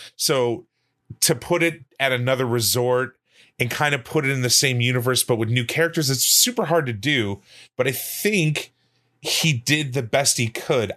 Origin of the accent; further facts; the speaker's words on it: Kenosha, Wisconsin, United States; I know a lot of people that are Italian where I grew up from in Kenosha. There's a lot of Italians in Kenosha, Wisconsin